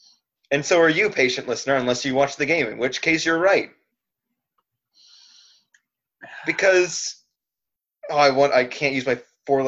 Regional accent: Florida, United States; we are from Florida.

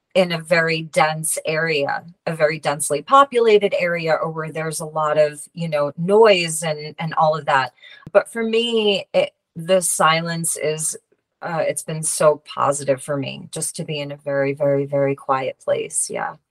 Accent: Long Island, New York, United States; I went to a local school on Long Island. And there was a, a shop in my hometown next to a cafe that I worked at.

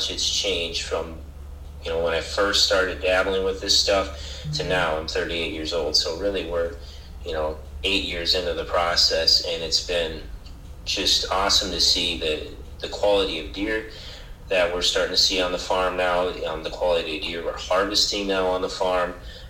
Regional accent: Otter Tail County, Minnesota, United States; when we moved back to Otter Tail County, to my hometown, when I was 30, because I had lived in the cities before

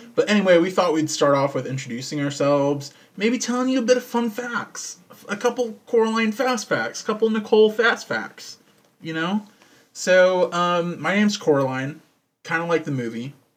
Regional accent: Texas, United States; I'm from Texas. I was born here, and sadly still live here.

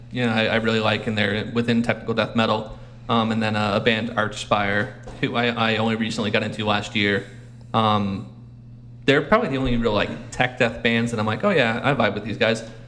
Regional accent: Australia; I'm actually Australian. I didn't. I know. Doesn't come out.

